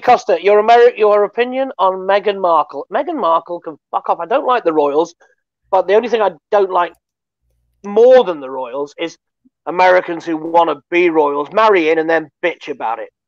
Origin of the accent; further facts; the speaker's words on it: United Kingdom; we're British